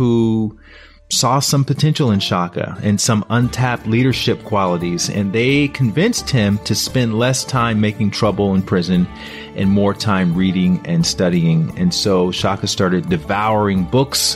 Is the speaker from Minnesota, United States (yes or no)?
no; Montgomery, Alabama, United States; I grew up down in Montgomery, Alabama in the 70s.